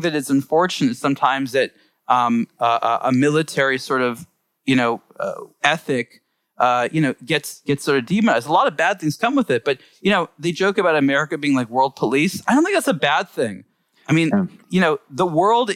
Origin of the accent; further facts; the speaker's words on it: Los Angeles, California, United States; I grew up in Los Angeles, very liberal minded